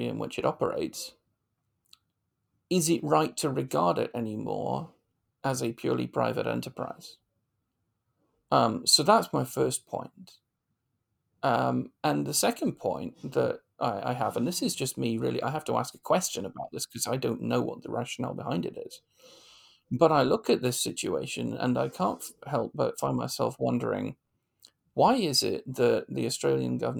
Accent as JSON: {"language": "English", "country": "United Kingdom", "said": "as a British commentator"}